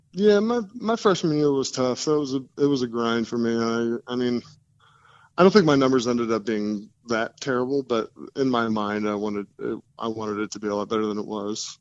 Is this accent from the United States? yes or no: yes; New Jersey, United States; moved away as an adult; also born or lived in Los Angeles; now in Denver, United States; I live in Denver now, but I grew up in New Jersey